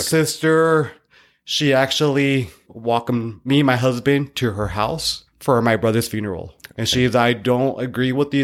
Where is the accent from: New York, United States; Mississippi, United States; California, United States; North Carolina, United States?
California, United States; Northern; I was born in Northern California